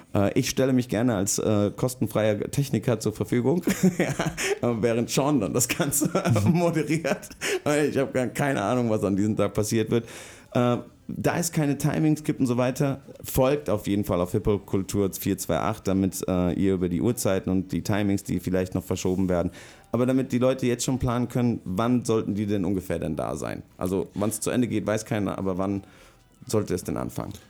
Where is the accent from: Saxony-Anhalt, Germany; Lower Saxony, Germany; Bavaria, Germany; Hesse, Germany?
Hesse, Germany; Rüsselsheim; wo ich groß geworden bin, äh, ist der Ruf Rüsselsheims nicht so cool